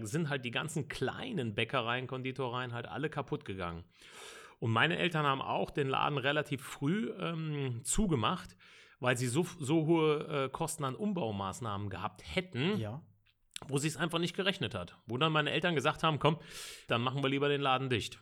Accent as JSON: {"language": "German", "town": "Bonn", "region": "North Rhine-Westphalia", "country": "Germany", "tie": "born or raised there", "said": "bin äh, gebürtiger Bonner, also wirklich ein Rheinländer durch und durch. Ich wohne in dem wunderschönen Grau-Rheindorf im Bonner Norden"}